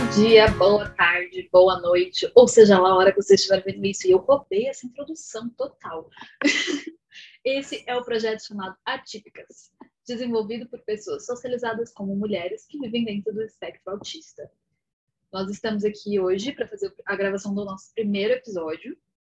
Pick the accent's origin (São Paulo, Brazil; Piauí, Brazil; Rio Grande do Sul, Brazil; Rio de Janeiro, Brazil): São Paulo, Brazil; São Carlos; sou aqui de São Paulo, no interior, São Carlos